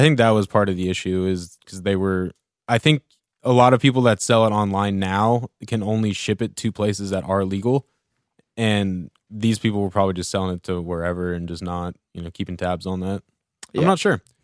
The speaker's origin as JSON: {"language": "English", "region": "Central Oregon", "country": "United States", "tie": "born or raised there", "said": "growing up in Central Oregon"}